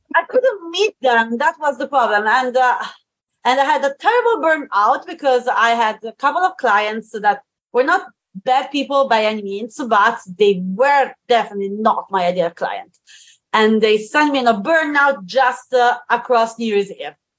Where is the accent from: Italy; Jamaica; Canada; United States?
Italy; Tuscany; I live in Italy. I am from Tuscany, actually.